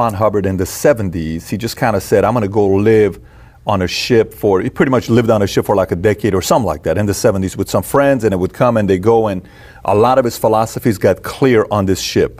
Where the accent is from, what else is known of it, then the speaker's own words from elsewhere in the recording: Iran; I'm from Iran.